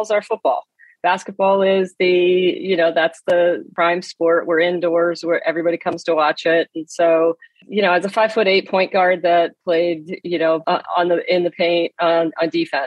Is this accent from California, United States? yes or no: no; Erie, Pennsylvania, United States; I grew up in Erie, Pennsylvania